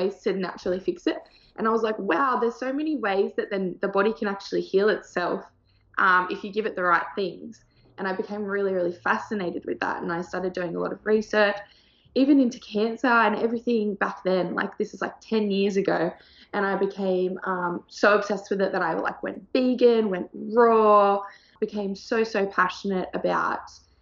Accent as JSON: {"language": "English", "town": "Sydney", "region": "New South Wales", "country": "Australia", "tie": "born or raised there", "also_born_or_lived": "Thailand", "said": "I'm from Australia. I grew up in Sydney, in the South Sydney area."}